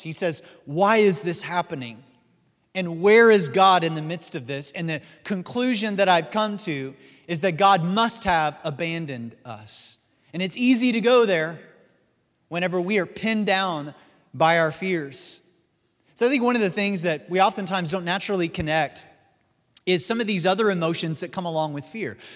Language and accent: English; Missouri, United States; my home state is, uh, Missouri, which is the show me state